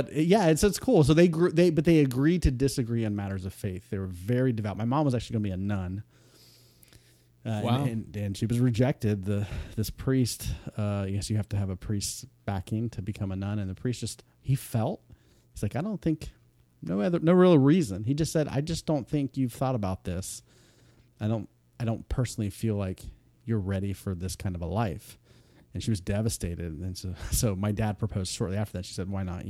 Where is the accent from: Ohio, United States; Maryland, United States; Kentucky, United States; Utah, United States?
Ohio, United States; Columbus; I'm from Columbus, Ohio. So I grew up in what's considered the Midwest.